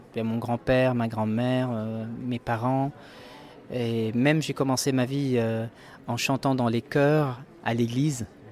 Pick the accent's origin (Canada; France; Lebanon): Lebanon; j'ai grandi au Liban, je suis né au Liban